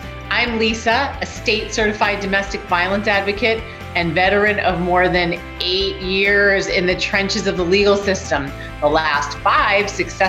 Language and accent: English; New York, United States; now in Connecticut, United States; I always say New York because I'm a New Yorker. I'm a minute from New York, but I'm in Connecticut.